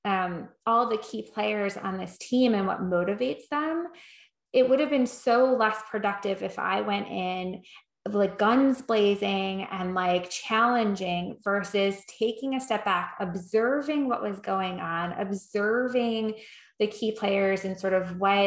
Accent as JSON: {"language": "English", "region": "New York", "country": "United States", "said": "I am from New York"}